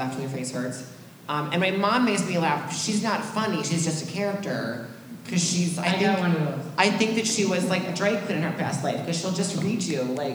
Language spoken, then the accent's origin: English; St. Anthony, Minnesota, United States; St. Anthony. So anyone from there will say North of Minneapolis.